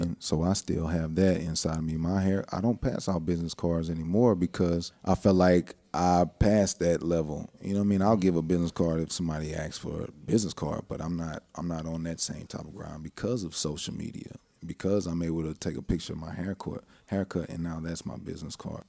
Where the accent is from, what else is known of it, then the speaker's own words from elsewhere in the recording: Houston, Texas, United States; also born or lived in Lake Charles, Louisiana / Tucson, Arizona / Iraq; I grew up in Clear Lake